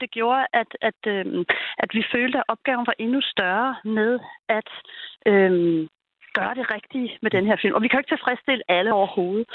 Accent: Denmark; vores identitet som danskere

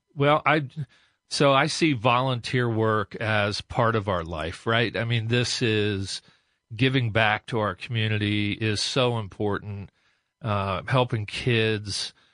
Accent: Westerville, Ohio, United States; also born or lived in New Albany, Ohio; born and raised in Westerville

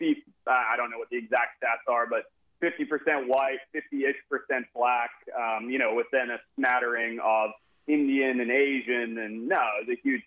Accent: Zimbabwe; moved away; also born or lived in California, United States / Oakland, California, United States; I was born in America, and at a very young age, I think I was only 6 or 8 weeks old, I was flown back to Zimbabwe

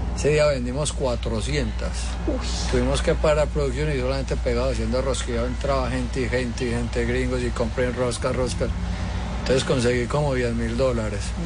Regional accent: Colombia; moved away as an adult; also born or lived in Miami / Tennessee; now in United States

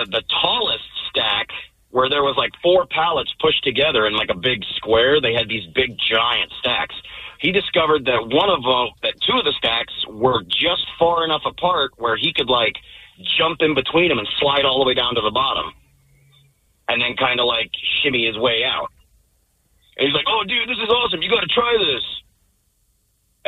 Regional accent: Panama City, Florida, United States; now in Port Orchard, United States; this is when I grew up down in Panama City, Florida

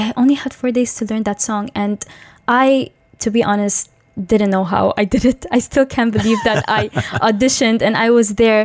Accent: Dubai, United Arab Emirates; also born or lived in Tajikistan; I'm originally from Tajikistan, but I've been raised in the UAE in Dubai my whole entire life

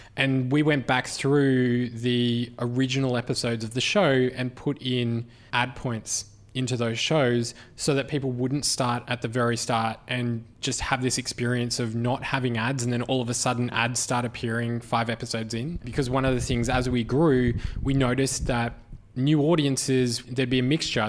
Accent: Australia; as an Australian

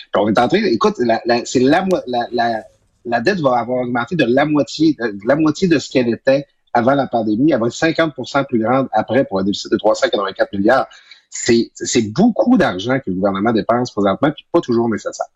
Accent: Quebec, Canada; moved away; ma région natale, du saguenay saint jean

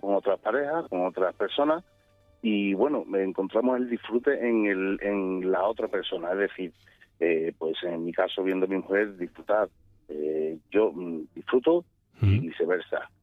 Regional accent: Seville, Andalusia, Spain; yo en este caso soy de Sevilla

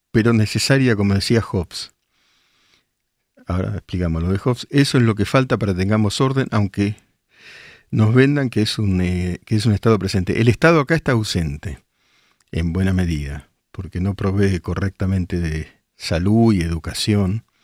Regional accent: El Palomar, Buenos Aires Province, Argentina; now in Chicago, United States; Hace 10 años vivo en Chicago y acá la gente preocupada. Para mí es como vivir en Recoleta. Crecí en el Palomar. Yo soy el Palomar, Marina.

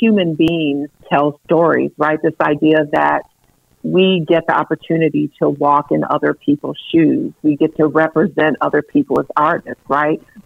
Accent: Saginaw, Michigan, United States; I was born and raised in Saginaw, Michigan

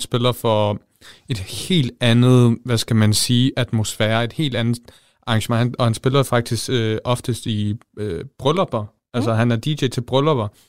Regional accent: Jutland, Denmark; Jeg er fra Østbjerg

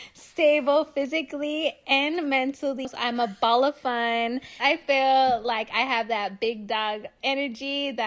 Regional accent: Los Angeles, California, United States; I'm from Los Angeles, California.

